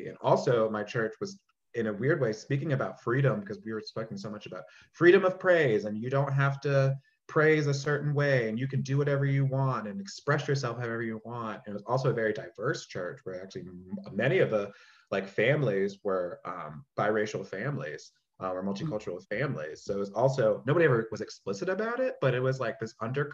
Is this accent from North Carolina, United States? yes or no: yes; Charlotte, North Carolina, United States; that's the space that I grew up in at this church in Charlotte. So I'm from Charlotte, North Carolina